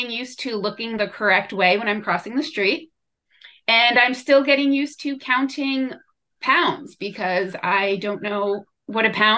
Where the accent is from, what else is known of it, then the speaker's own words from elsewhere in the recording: Jersey Shore, New Jersey, United States; moved away as an adult; also born or lived in Miami; now in Oxford, United Kingdom; I grew up on the Jersey Shore